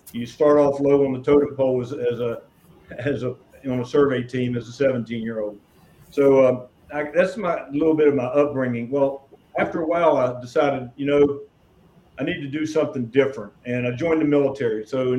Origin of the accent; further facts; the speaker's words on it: Montgomery, West Virginia, United States; also born or lived in Ravenswood, Jackson County, West Virginia / Bridgeport, Harrison County, West Virginia; I live in Harrison County, West Virginia, specifically the city of Bridgeport. I'm originally from Kanawha County. Was born and raised in Montgomery. Lived in Jackson County for a stint in Ravenswood, but mainly born and raised in Kanawha County in the eastern Kanawha County coal fields.